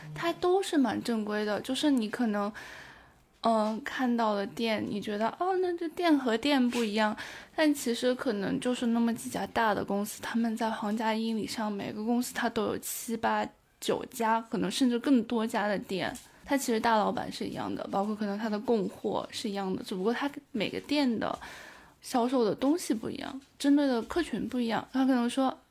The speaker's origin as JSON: {"language": "Chinese", "town": "Taiyuan", "region": "Shanxi", "country": "China", "moved": "as an adult", "lives_now": "Edinburgh, United Kingdom", "said": "我是山西太原人。北方人，中原"}